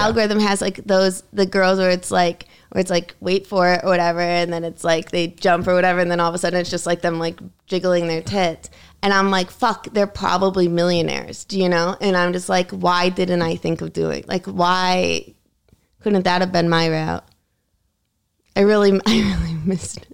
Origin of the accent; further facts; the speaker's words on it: Connecticut, United States; also born or lived in New York City; my school was in Connecticut